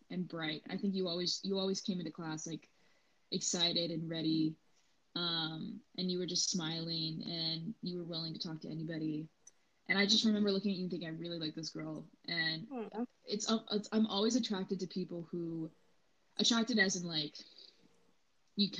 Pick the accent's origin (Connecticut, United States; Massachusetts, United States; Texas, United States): Texas, United States; Fort Worth; I'm from Fort Worth, Texas.